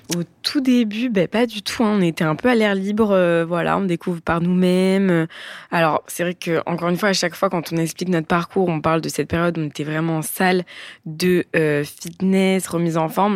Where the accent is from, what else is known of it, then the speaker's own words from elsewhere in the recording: Bordeaux, Nouvelle-Aquitaine, France; moved away as an adult; now in Nice, France; on a grandi à Bordeaux